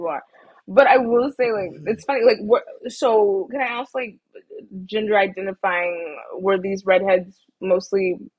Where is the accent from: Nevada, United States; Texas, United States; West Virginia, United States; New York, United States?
Texas, United States; I will say UT is not basic. I'm from Texas.